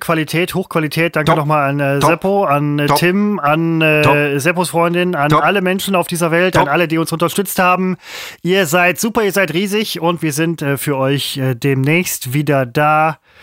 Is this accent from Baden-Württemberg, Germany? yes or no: no; Mettmann district, North Rhine-Westphalia, Germany; ich komme aus dem Kreis, aus dem Roadstop kommt